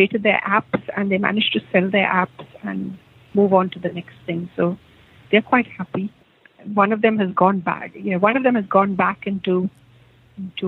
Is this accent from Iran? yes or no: no; India; moved away as an adult; now in Australia; I'm totally Indian